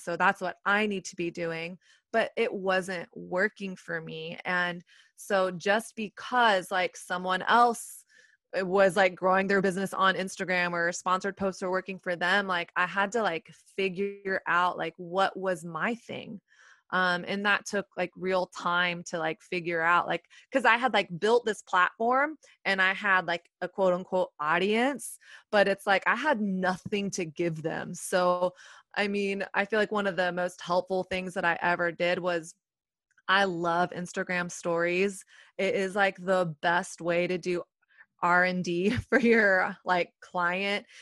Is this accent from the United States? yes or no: yes; Texas, United States; moved away as an adult; now in New York City, United States; I'm from Texas